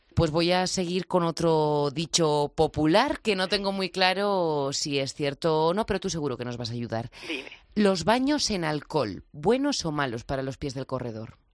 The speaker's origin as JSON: {"language": "Spanish", "region": "La Rioja", "country": "Spain", "said": "como buena riojana"}